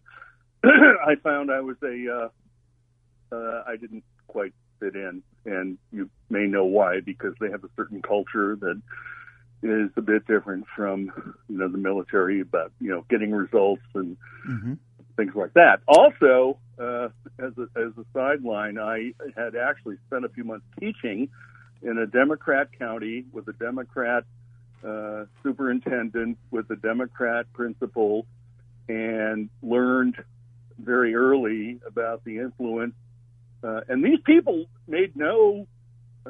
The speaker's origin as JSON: {"language": "English", "town": "Kenosha", "region": "Wisconsin", "country": "United States", "tie": "born or raised there", "moved": "yes", "lives_now": "Surprise, United States", "said": "I was born and raised in Kenosha"}